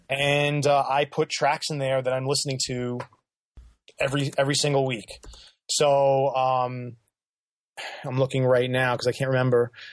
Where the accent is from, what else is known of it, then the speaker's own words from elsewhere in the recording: New York, United States; I grew up in New York, so I've seen I've been to … shows in New York.